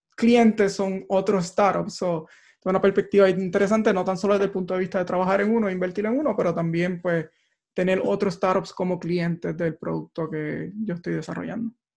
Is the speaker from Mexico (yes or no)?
no; Barranquitas, Puerto Rico; moved away as an adult; also born or lived in Mayagüez; now in Silicon Valley, United States; yo nací y crecí en Barranquitas